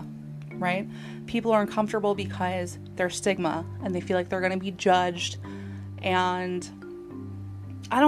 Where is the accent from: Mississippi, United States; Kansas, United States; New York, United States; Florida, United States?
New York, United States; Northport; I'm from a town, nice little suburban town called Northport